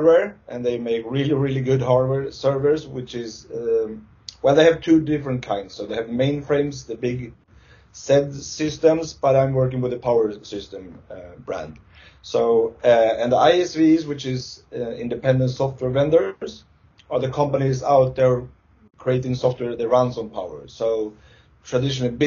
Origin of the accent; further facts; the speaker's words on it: Stockholm, Stockholm County, Sweden; I'm from Sweden, Stockholm, Sweden